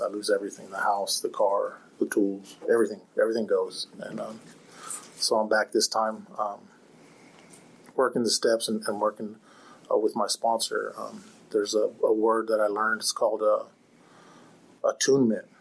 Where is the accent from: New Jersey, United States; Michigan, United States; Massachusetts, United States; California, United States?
California, United States; Fairfield; I grew up on on Travis Air Force Base out in, in Fairfield. I grew up in a military home